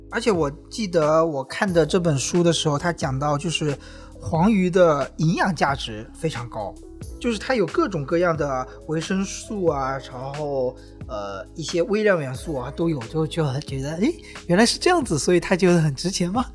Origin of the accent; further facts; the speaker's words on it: Wenzhou, Zhejiang, China; now in Hangzhou, China; 就是我们温州人很熟悉的